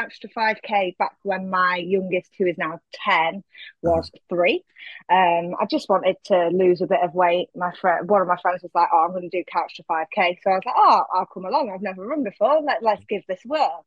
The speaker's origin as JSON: {"language": "English", "town": "Lincoln", "region": "East Midlands", "country": "United Kingdom", "tie": "born or raised there", "moved": "yes", "lives_now": "Nottinghamshire, United Kingdom", "said": "home is Lincoln in Lincolnshire. Mm. That's where I was born. That's where I grew up."}